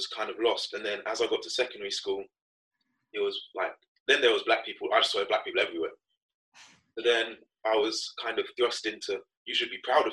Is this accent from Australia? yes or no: no; Northampton, East Midlands, United Kingdom; growing up in Northampton